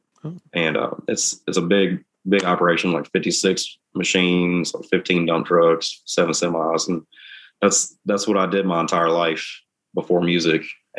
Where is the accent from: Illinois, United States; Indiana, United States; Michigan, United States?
Indiana, United States; southern; moved away as an adult; also born or lived in Newburgh, Indiana / Kentucky; now in Nashville, United States; mom is from Madisonville, Kentucky, and my dad is from a town called Newburgh in Indiana. So it's right outside of Evansville right there. So I grew up in the river bottoms in southern Indiana mainly, but pretty much my whole family lives in Kentucky.